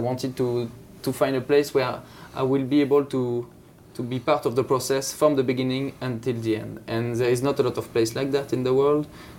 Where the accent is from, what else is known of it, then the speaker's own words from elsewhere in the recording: Champagne, Grand Est, France; English is a second language; moved away as an adult; also born or lived in Montpellier / Bordeaux; I grew up in Champagne, but then I wanted to see something else. So I moved in south of France in order to study. So I went to Montpellier.